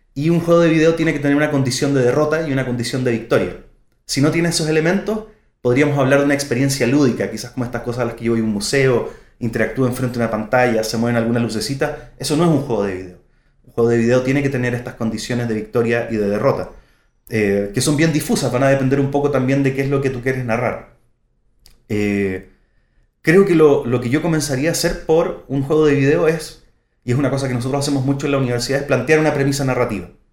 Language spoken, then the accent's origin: Spanish; Santiago, Santiago Metropolitan Region, Chile; vengo de Santiago de Chile, soy de Santiago.